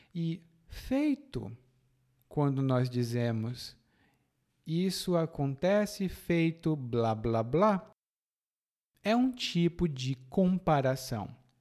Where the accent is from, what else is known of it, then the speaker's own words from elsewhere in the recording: Fortaleza, Ceará, Brazil; na minha cidade natal é assim. Lá em Fortaleza é muito quente.